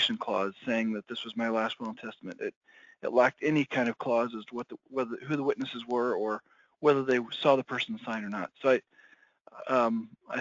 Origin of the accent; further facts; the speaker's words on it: Iowa, United States; my home state of Iowa